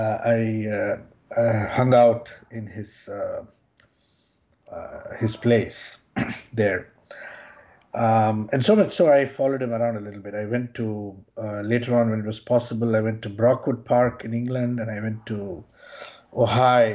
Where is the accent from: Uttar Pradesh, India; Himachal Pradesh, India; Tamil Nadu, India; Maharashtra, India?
Tamil Nadu, India; Chennai; moved away as an adult; also born or lived in Bangalore; now in United States; I was born in Bangalore and raised in Chennai